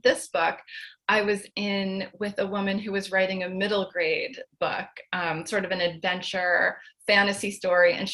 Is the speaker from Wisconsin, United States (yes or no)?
no; Chatham, New Jersey, United States; I'm in Morris County in Chatham.